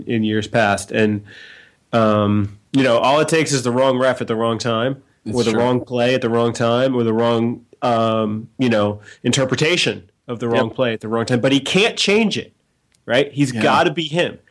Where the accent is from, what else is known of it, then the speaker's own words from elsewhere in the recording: Boston, Massachusetts, United States; I grew up in Boston